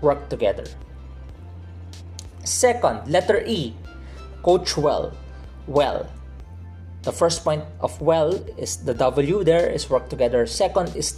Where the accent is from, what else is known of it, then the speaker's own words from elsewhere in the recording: Philippines; I'm from the Philippines